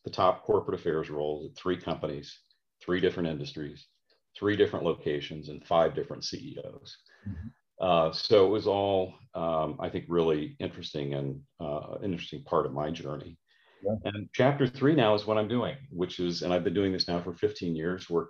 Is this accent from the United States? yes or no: yes; Midwest, United States; I grew up middle class, Midwestern upbringing.